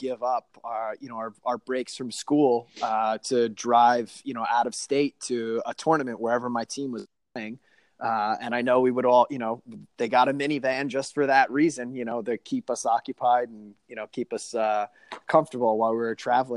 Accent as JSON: {"language": "English", "area": "Suffolk County, Long Island", "region": "New York", "country": "United States", "tie": "born or raised there", "said": "I grew up in Suffolk County on Long Island."}